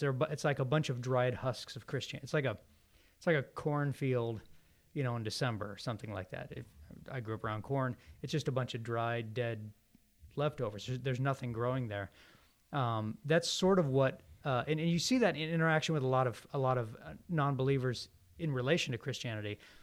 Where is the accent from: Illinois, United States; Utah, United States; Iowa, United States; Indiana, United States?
Indiana, United States; northern; moved away as an adult; also born or lived in Boston area / Waco, Texas; now in Birmingham, United States; I'm originally from Indiana, uh, up in the north